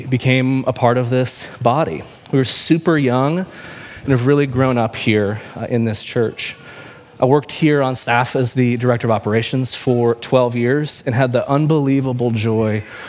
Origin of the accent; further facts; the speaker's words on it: Kansas City, Missouri, United States; I'm from Kansas City